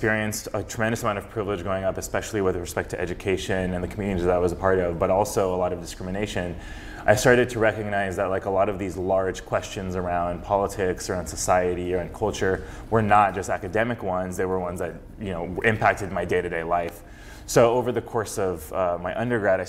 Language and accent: English; Fresno, California, United States; also born or lived in Berkeley, California; I grew up in Fresno around a very multicultural, multiracial, multireligious community